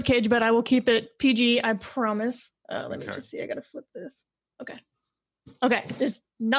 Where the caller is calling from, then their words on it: Windsor, Ontario, Canada; I am from Windsor, Ontario, Canada, which is a small little city right across from Detroit, Michigan.